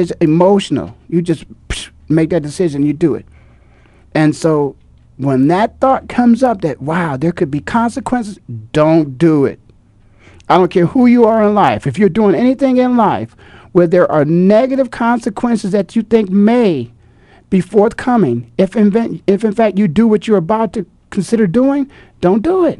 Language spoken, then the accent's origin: English; Midwest, United States; moved away; I'm from the Midwest